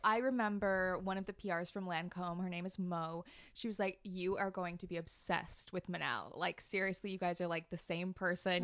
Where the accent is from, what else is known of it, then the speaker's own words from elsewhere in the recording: Canada; moved away as an adult; now in London, United Kingdom; we're both from Canada and we've both moved over here.